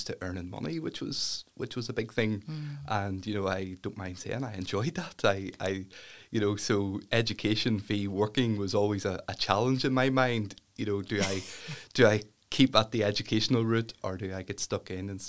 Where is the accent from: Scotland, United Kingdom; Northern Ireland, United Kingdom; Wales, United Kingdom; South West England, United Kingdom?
Northern Ireland, United Kingdom; Ballynahinch; I'm from Ballinahinch.